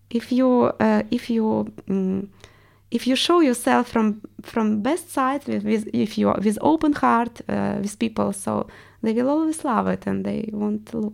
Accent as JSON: {"language": "English", "country": "Russia", "accent": "Russian", "second_language": "English", "said": "I want to get rid of my accent because everyone realized I'm Russian."}